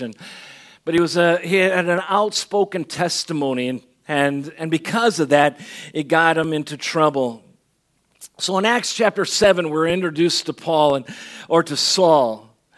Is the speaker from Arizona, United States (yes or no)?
yes; Benson, Arizona, United States; also born or lived in Chicago, Illinois; I had graduated in Chicago from kindergarten. Uh, we moved to Chicago. We moved to Tucson, Arizona, or, or southern Arizona, Benson